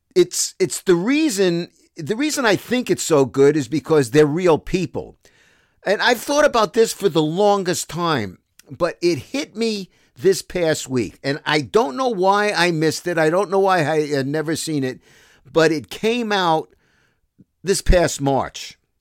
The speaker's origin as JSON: {"language": "English", "town": "New York City", "region": "New York", "country": "United States", "also_born_or_lived": "Toronto, Canada", "accent": "Brooklyn", "moved": "as an adult", "said": "I'm from Brooklyn"}